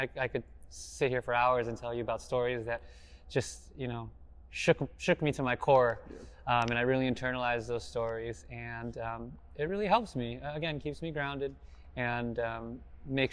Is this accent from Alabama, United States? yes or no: no; South Pasadena, California, United States; I grew up in South Pasadena